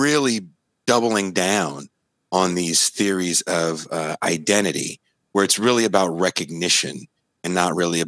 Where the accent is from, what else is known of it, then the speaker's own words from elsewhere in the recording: Richmond, California, United States; also born or lived in Oakland, California / North Dakota; I'm from the San Francisco Bay Area. I was born in Oakland. I grew up in a city called Richmond, California.